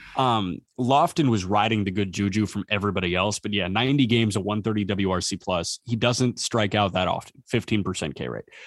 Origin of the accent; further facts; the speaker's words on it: Chicago, Illinois, United States; we grew up in the Chicagoland area